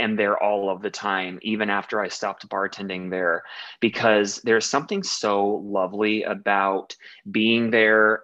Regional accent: Dayton, Ohio, United States; moved away as an adult; now in Chicago, United States; I'm from Dayton, Ohio, and I moved to Chicago about 9 years

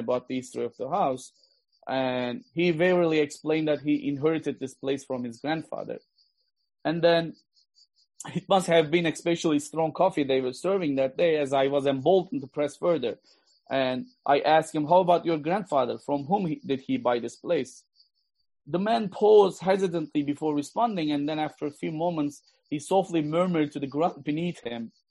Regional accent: Gaziantep, Turkey; moved away as an adult; also born or lived in Ankara; I was born and raised in Aintab and had not left the city until college

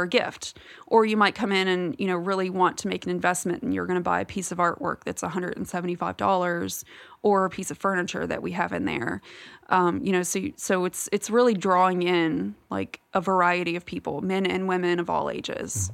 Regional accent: Virginia, United States; moved away as an adult; I'm originally from Virginia, and I have lived here for almost, well, coming up on ten years now

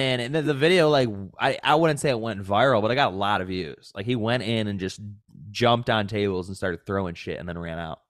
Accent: Williamsville, New York, United States; born or raised there; also born or lived in Buffalo, New York; now in Southern California, United States

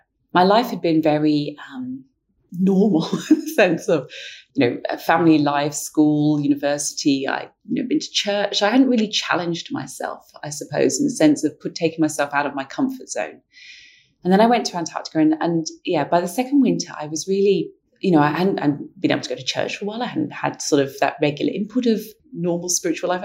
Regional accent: London, United Kingdom; I grew up in London where the light pollution just obscures everything

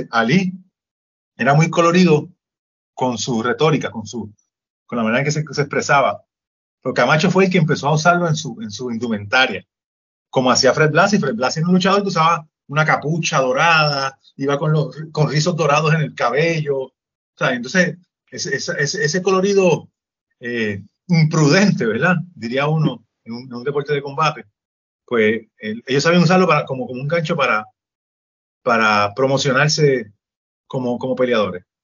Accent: Puerto Rico; pero si yo soy puertorriqueño también

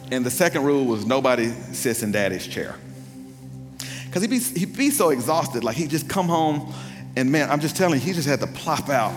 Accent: Pearl, Mississippi, United States; I'm from Pearl, Mississippi, so we're country where I come from

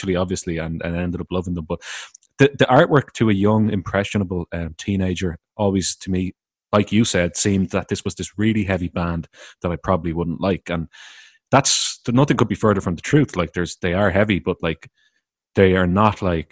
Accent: Ireland; I'm from the Republic of Ireland, which is just called Ireland

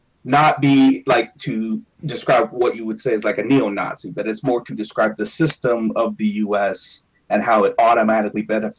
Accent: Ontario, Canada; I am from Ontario.

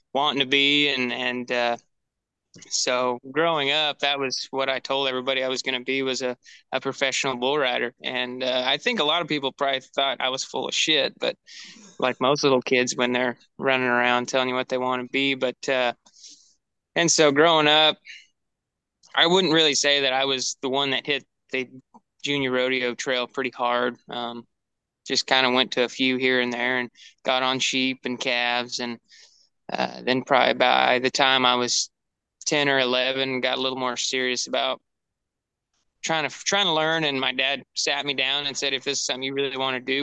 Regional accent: the Northwest, Pacific Northwest, United States; we came from the Northwest

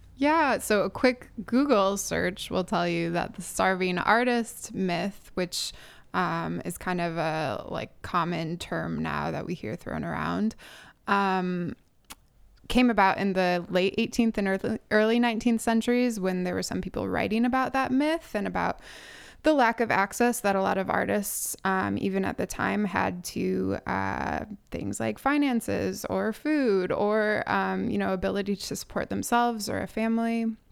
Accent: Chicago, Illinois, United States; moved away; I'm originally from Chicago

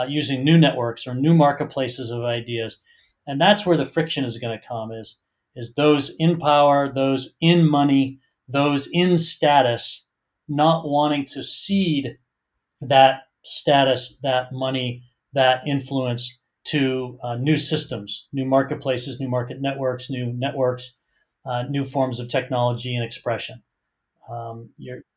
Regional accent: Boston, Massachusetts, United States; moved away as an adult; now in San Francisco, United States; I grew up in Boston in the United States

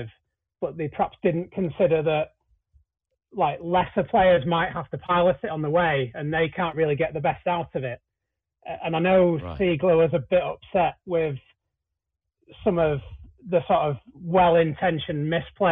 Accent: Manchester, North West England, United Kingdom; my hometown Manchester

